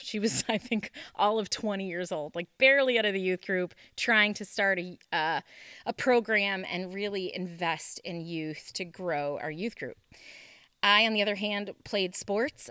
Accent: Moncton, New Brunswick, Canada; moved away; also born or lived in Lemmon, South Dakota; we are originally from Canada, and my dad took a church from Canada, we were in Moncton, New Brunswick, to Lemon, South Dakota

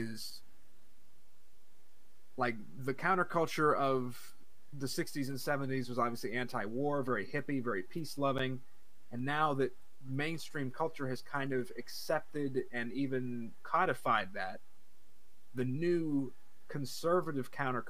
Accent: the South, United States; the only way you could eat meat growing up in the South was to catch it yourself, basically.

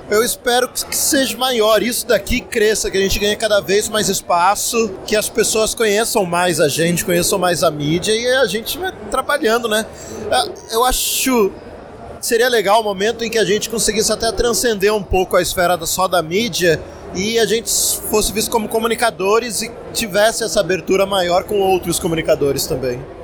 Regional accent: São José dos Campos, São Paulo, Brazil; Eu sou de São José dos Campos

